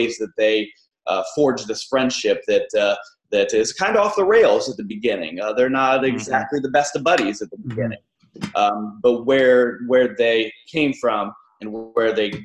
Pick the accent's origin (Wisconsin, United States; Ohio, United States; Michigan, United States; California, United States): Ohio, United States; the town where I grew up in Ohio